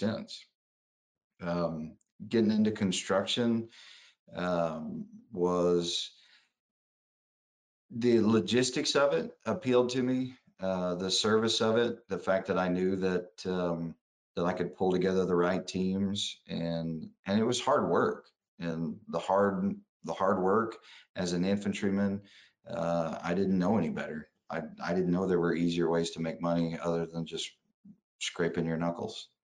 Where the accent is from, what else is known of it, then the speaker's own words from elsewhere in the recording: Ada, Oklahoma, United States; moved away as an adult; also born or lived in Fort Benning, Georgia; I was born in Ada, Oklahoma, a little small town in south central part of the state, and stayed there till early teens